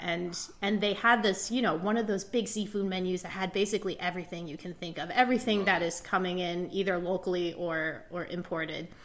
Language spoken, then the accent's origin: English; Indiana, United States; also born or lived in Shanghai, China; I grew up in Indiana